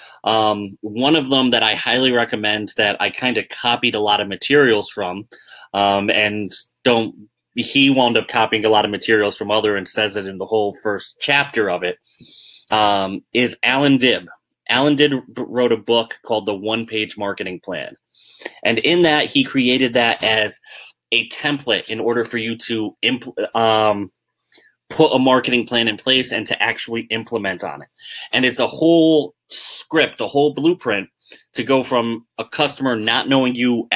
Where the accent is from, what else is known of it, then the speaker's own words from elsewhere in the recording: Northeast, United States; I'm from the Northeast